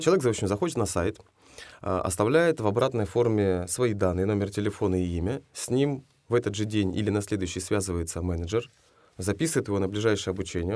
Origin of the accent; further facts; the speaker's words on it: Nadym, Yamalo-Nenets Autonomous Okrug, Russia; moved away as an adult; now in Kazan, Russia; я из Надыма